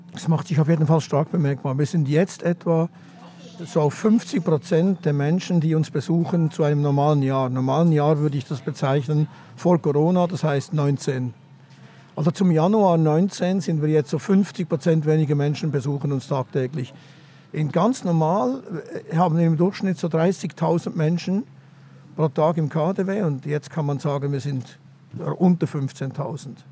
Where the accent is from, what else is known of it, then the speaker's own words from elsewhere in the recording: Bern, Switzerland; first language Swiss German; moved away as an adult; also born or lived in Zurich / Stuttgart / London; now in Berlin, Germany; Ich bin in der Stadt Bern aufgewachsen oder in einem Vorort der Stadt Bern, in, Muri, ganz, ganz korrekt gesagt.